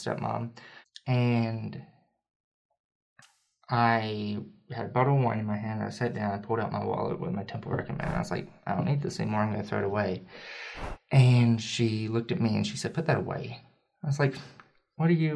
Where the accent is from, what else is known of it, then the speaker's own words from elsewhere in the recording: Berea, Kentucky, United States; moved away; I grew up in Kentucky